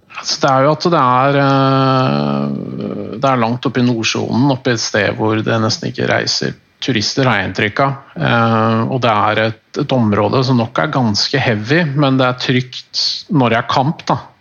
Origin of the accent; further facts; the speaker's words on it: Norway; jeg er norsk